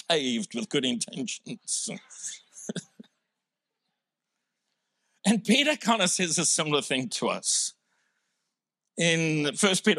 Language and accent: English; South Africa; now in Australia; I'm originally from South Africa